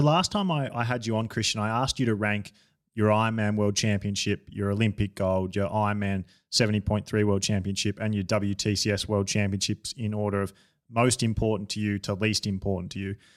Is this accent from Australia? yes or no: yes; Australia; I'm an Australian